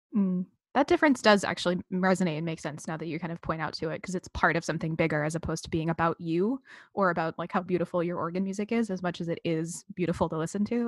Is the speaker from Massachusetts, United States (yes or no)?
yes; Massachusetts, United States; I'm from Massachusetts